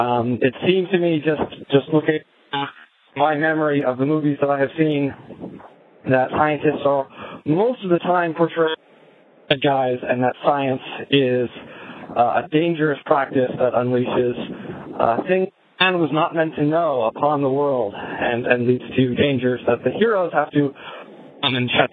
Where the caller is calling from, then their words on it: Nunavut, Canada; But at the moment, I am calling you from Ellesmere Island in the extreme high Arctic. I'm much closer to the North Pole than you are.